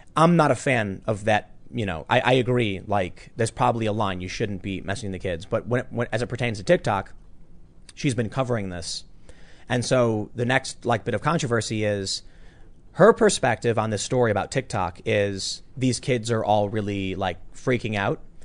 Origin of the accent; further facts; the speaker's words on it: Chicago, Illinois, United States; I can rise up from the, the gutter of Chicago